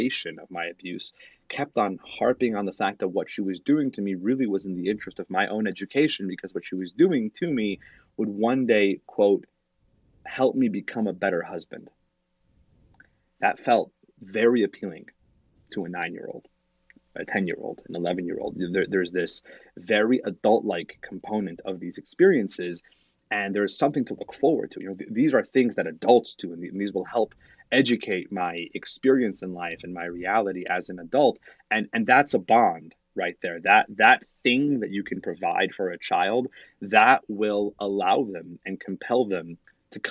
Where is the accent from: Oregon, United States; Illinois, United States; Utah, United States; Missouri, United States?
Utah, United States; Salt Lake City; When I was growing up, I grew up in Salt Lake City